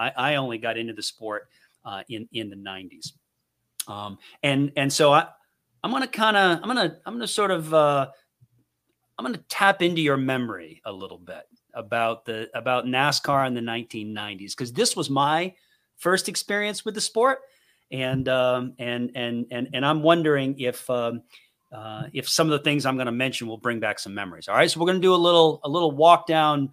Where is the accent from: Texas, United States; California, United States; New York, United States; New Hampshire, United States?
New Hampshire, United States; moved away as an adult; also born or lived in Winston-Salem, North Carolina; I grew up in New Hampshire